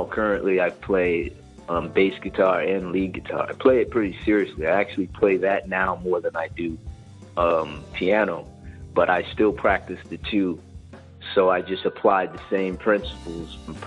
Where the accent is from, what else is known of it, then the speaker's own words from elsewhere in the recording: Charleston, South Carolina, United States; now in Maryland, United States; I am originally from Charleston, South Carolina. That's where I grew up